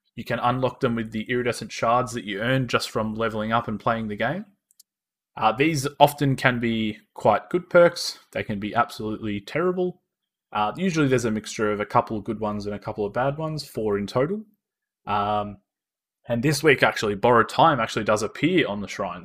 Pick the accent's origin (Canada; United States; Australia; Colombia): Australia; accent: Australian; we are from Australia. If you couldn't tell by our uh, our lovely Australian accents